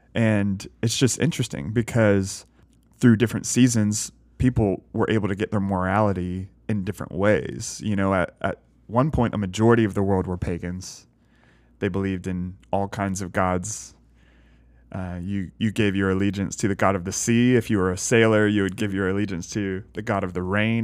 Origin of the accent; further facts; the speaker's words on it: the South, United States; growing up in the South